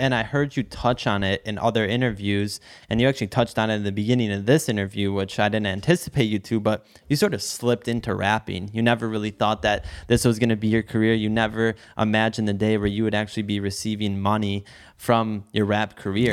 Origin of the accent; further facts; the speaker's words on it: Detroit, Michigan, United States; I'm in Detroit. I grew up in Detroit